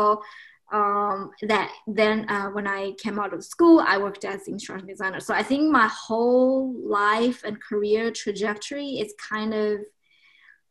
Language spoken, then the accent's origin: English; China; moved away as an adult; also born or lived in Boston, United States; now in Rhode Island, United States; I was born in China and I spent my first 20 some years back in China